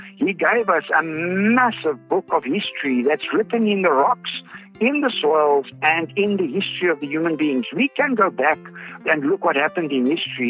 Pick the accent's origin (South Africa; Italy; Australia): South Africa; as a South African